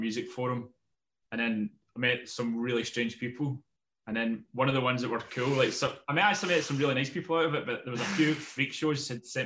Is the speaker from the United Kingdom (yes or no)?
yes; Scotland, United Kingdom; moved away as an adult; also born or lived in Amsterdam; now in London, United Kingdom; I'm obviously from Scotland, so all my friends were there and my family and stuff